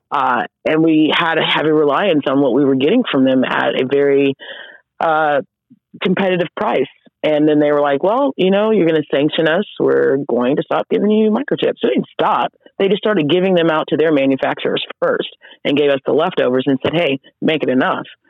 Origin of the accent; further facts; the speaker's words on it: Oklahoma, United States; I am from Oklahoma